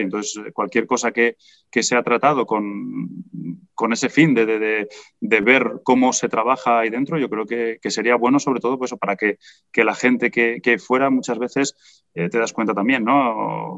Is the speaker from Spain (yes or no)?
yes; Spain; siendo español